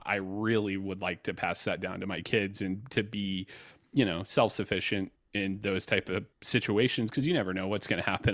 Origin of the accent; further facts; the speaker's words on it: Georgia, United States; I grew up in Georgia